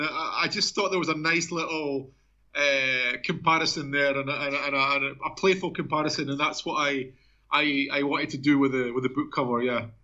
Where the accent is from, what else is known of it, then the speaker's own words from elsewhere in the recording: Edinburgh, Scotland, United Kingdom; moved away as an adult; also born or lived in Mexico; now in Brazil; I'm a Scotsman. Obviously, I was born in Edinburgh.